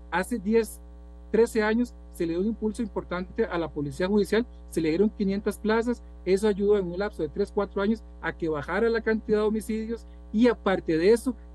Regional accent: Costa Rica; Y usted y yo somos hijos de Costa Rica también.

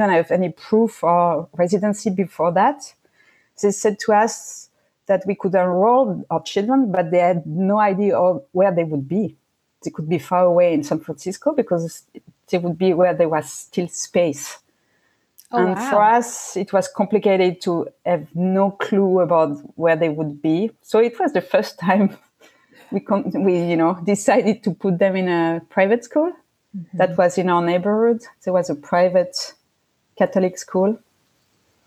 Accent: Switzerland; English is a second language; moved away; I grew up in Switzerland

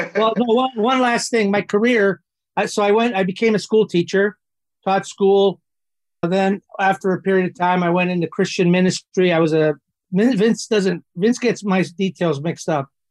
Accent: Toronto, Ontario, Canada; I grew up in Toronto

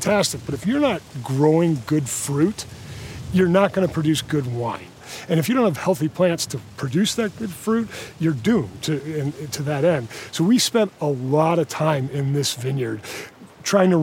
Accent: United States; moved away as an adult; also born or lived in California; now in Australia

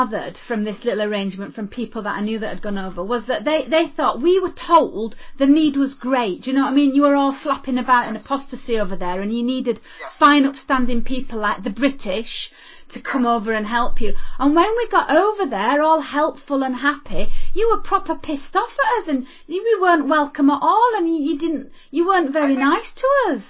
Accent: Australia; born there; I looked at the point system. I was born in Australia.

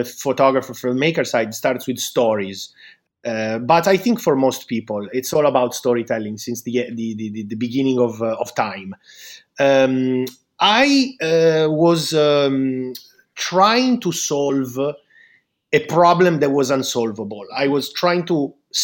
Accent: Milan, Lombardy, Italy; I'm from Milan

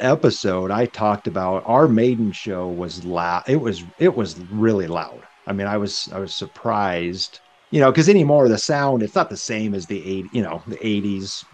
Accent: Nebraska, United States; we're all from Nebraska

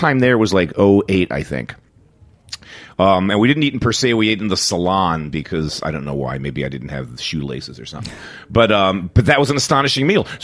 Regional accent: Philadelphia, Pennsylvania, United States; moved away as an adult; now in New York, United States; I was from Philly

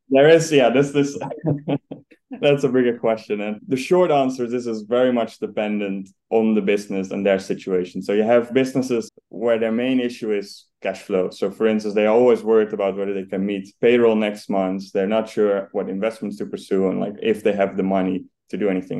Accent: Netherlands; now in United Kingdom; as you can probably hear, I'm I'm Dutch. So I grew up in the Netherlands

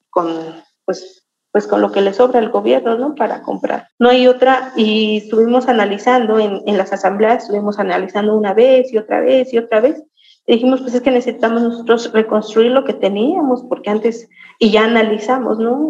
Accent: Santiago Mezquititlán, Querétaro, Mexico; soy originaria de Santiago Mezquititlán

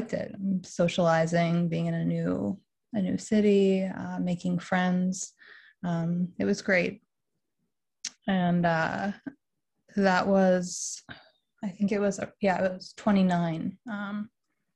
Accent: Western Massachusetts, United States; also born or lived in Boston; I am from Western Massachusetts

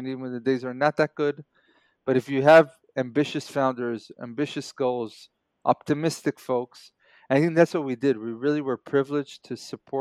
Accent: Israel; also born or lived in New York, United States / Kibbutz Grofit, Israel; I was born and raised here in Israel, then moved to New York for a few years, family reasons, and then moved back

